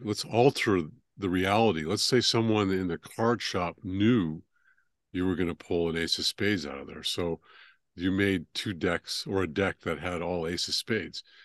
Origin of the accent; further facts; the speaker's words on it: California, United States; moved away as an adult; also born or lived in Northwest Georgia, United States; now in Georgia, United States; I grew up in California and then moved out here two years ago.